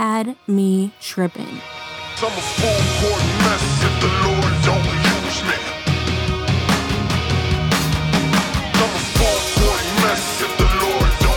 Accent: Sacramento, California, United States; I interned at a major radio station here in my hometown of Sacramento, California.

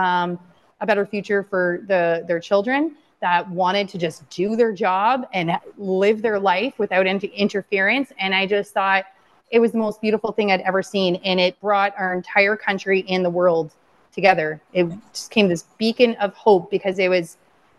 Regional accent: London, Ontario, Canada; London, Ontario, my hometown

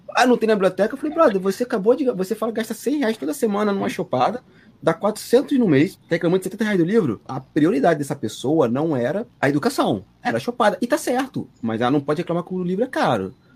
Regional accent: Magé, Rio de Janeiro, Brazil; Eu sou de Magé, Piabetá, Baixada Fluminense

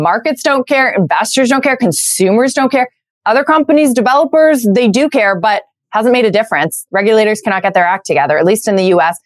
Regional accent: Canada; moved away as an adult; now in United States; I'm Canadian. I've been living in the US for for about 6 years now.

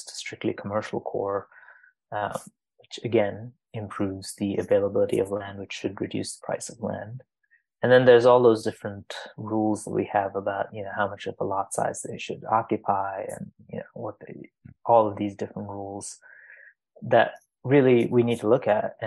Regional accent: Dubai, United Arab Emirates; moved away; I grew up in Dubai

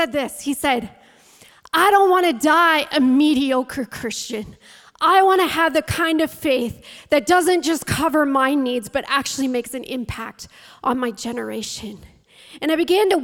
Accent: St. Thomas, Ontario, Canada; now in St. Catharines, Canada; I grew up in the St. Thomas, London area. My dad was a pastor in St. Thomas

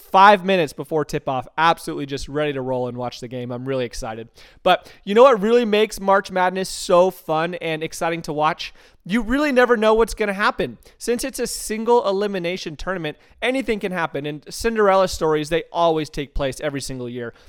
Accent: Tucson, Arizona, United States; Growing up in Tucson, Arizona, everything, I, I'm seriously saying everything is all about University of Arizona Athletics

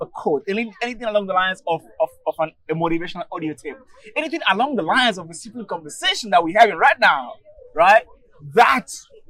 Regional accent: Togo; I'm from Togo

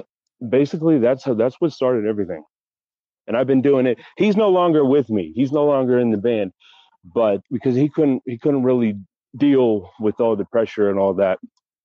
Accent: Pittsburgh, Pennsylvania, United States; I'm originally from Pittsburgh, and I moved around a lot. And I'm currently in Pittsburgh right now.

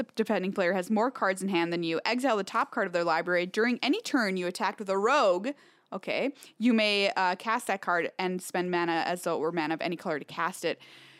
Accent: Minnesota, United States; I'm so Minnesotan.

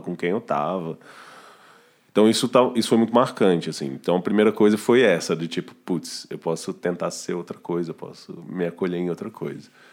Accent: Belo Horizonte, Minas Gerais, Brazil; now in São Paulo, Brazil; Belo Horizonte, que é de onde eu sou

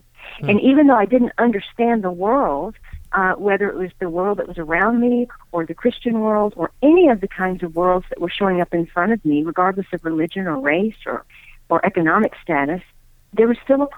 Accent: Deep South, United States; I am of Indian heritage, and I grew up in the Deep South, Bible Belt South

